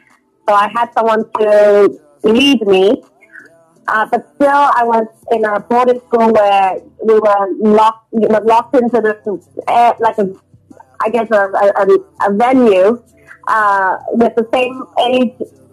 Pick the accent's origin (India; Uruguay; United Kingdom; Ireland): United Kingdom; England; also born or lived in Hong Kong; now in Los Angeles, United States; I was born in Hong Kong and raised in England.